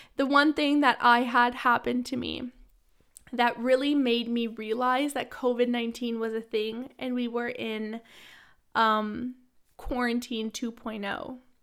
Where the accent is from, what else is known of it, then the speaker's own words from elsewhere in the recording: Ottawa, Ontario, Canada; moved away as an adult; now in London; I'm from Ottawa